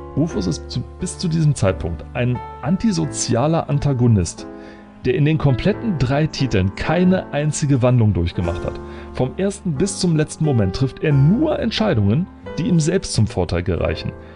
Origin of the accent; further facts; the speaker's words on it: Germany; Als Deutscher